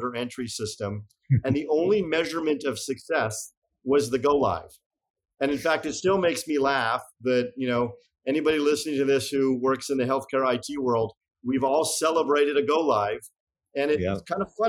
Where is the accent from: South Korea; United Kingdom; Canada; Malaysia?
Canada; Montreal, Quebec; moved away as an adult; also born or lived in Boston, United States; my sponsorship as a Canadian to work in the US